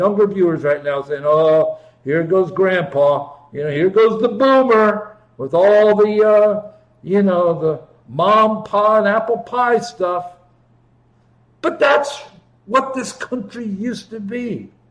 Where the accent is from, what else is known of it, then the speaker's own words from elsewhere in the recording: Ohio, United States; moved away; also born or lived in Chicago; I grew up in Ohio